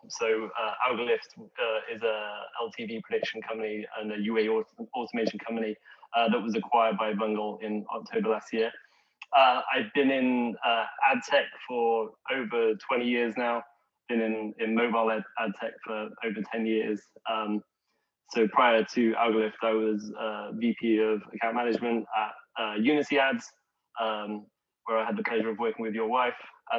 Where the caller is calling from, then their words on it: Seattle, Washington, United States; also born or lived in San Francisco; Yeah, right now I did a COVID move during Seattle. So over the last year. So yeah, I'm in Seattle right now. But previously was in San Francisco.